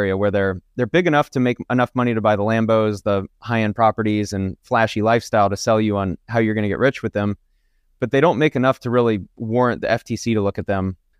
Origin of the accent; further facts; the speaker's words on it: Kennesaw, Georgia, United States; Born in Kennesaw, Georgia, which is a suburb of Atlanta, really nice suburb area. And so I grew up in Georgia, lived there until really I graduated college from Georgia Southern University.